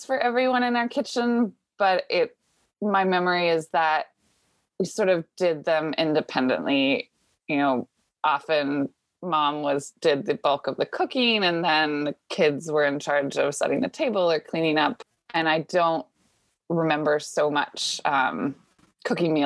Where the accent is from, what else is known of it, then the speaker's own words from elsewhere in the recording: Washington, United States; moved away as an adult; now in Boston, United States; I grew up in Washington State and came to Boston for grad school